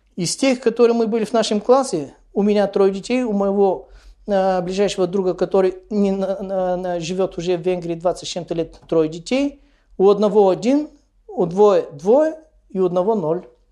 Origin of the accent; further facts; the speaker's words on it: Bulgaria; недалеко от моего родного города